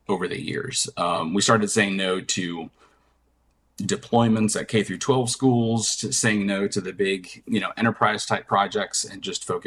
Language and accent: English; Atlanta, Georgia, United States; I'm from Atlanta